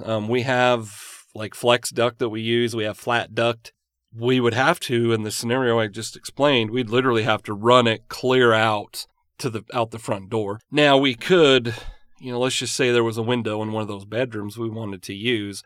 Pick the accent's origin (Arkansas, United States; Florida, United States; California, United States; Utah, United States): Utah, United States; I grew up in Utah